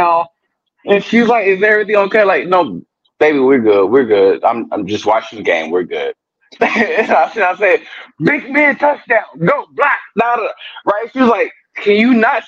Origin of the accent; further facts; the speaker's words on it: Houston, United States; now in California, United States; I grew up in Houston, moved to California, met my wife